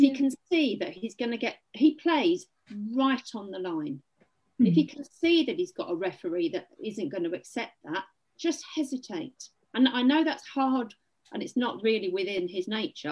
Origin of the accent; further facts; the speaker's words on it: England, United Kingdom; I am English, by the way, not Welsh.